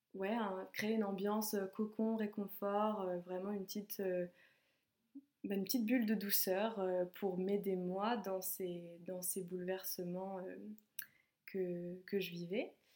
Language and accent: French; Savoie, Auvergne-Rhône-Alpes, France; moved away as an adult; also born or lived in Lyon; en Savoie, parce que c'est là où j'ai grandi